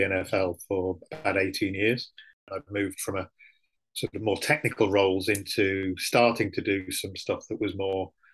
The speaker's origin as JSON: {"language": "English", "town": "Manchester", "region": "North West England", "country": "United Kingdom", "tie": "born or raised there", "said": "I'm from Manchester, born and brought up in Manchester."}